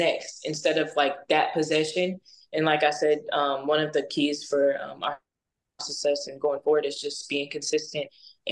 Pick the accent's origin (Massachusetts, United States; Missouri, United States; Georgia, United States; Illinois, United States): Missouri, United States; now in Tallahassee, United States; I was raised in Missouri